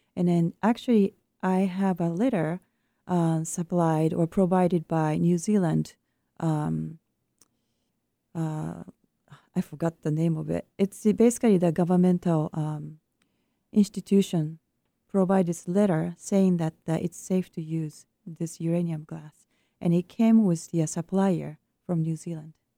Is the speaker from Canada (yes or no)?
no; Japan; moved away; my home country of Japan